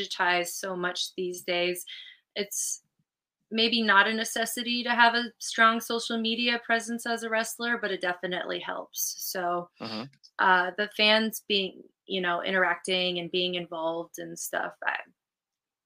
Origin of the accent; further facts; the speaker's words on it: California, United States; moved away; I'm from California originally. It's my home state.